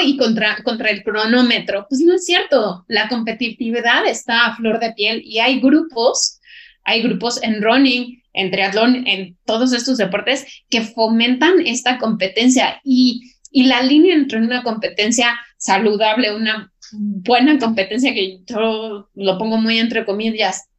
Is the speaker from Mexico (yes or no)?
yes; Mexico